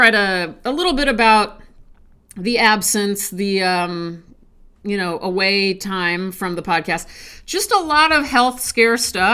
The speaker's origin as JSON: {"language": "English", "region": "Nebraska", "country": "United States", "said": "I'm from Nebraska"}